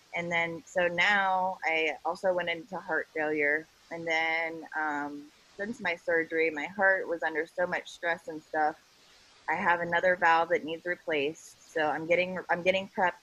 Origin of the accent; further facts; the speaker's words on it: Ohio, United States; I'm from Ohio